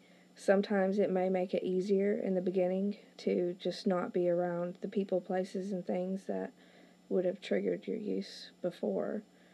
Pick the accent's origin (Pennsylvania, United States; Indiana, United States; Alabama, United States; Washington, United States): Indiana, United States; moved away as an adult; We moved from Indiana to here